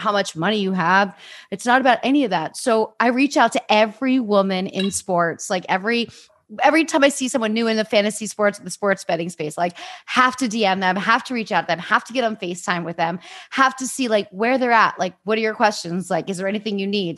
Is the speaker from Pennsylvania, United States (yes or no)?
yes; Easton, Pennsylvania, United States; I grew up in Easton